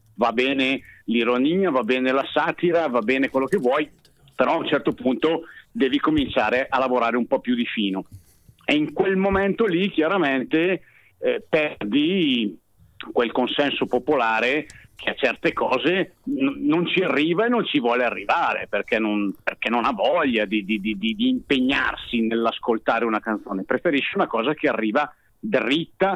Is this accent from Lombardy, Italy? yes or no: yes; Bergamo, Lombardy, Italy; io da bergamasco dialettale